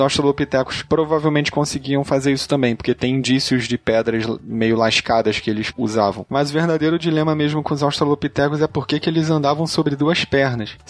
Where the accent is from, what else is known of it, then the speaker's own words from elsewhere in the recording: Manaus, Amazonas, Brazil; eu tenho seis anos e eu sou de Manaus, Amazonas.